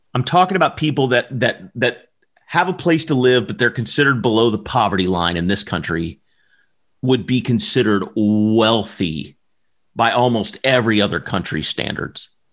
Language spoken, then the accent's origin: English; Southern Alabama, United States; I'm from the South. I'm from Southern Alabama